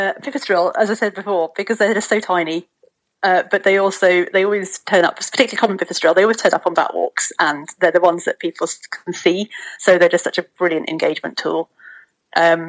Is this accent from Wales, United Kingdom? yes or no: yes; Mid Wales, United Kingdom; I grew up in Mid Wales